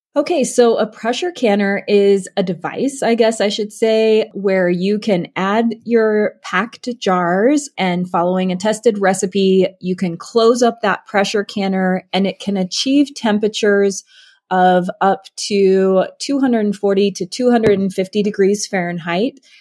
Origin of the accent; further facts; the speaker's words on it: Alaska, United States; I grew up in Alaska